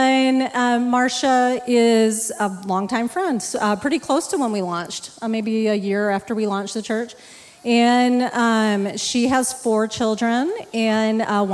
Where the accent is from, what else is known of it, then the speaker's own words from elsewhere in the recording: Texas, United States; now in Superior, United States; I grew up in Texas